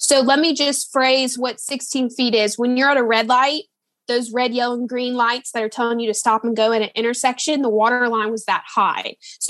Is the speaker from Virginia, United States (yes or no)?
no; Baton Rouge, Louisiana, United States; moved away as an adult; now in Los Angeles, United States; I was born and raised in Baton Rouge, Louisiana, a small little Cajun town. Growing up, I had one Walmart, no Target, no Starbucks.